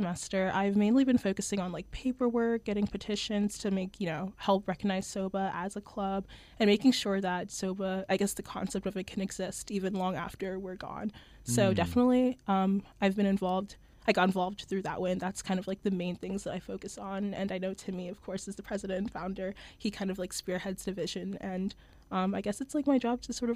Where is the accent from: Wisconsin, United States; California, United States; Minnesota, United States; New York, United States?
New York, United States; New York City; I'm from Brooklyn, New York. I started doing art really young as a kid, so I would always go to First Saturdays at the Brooklyn Museum with my family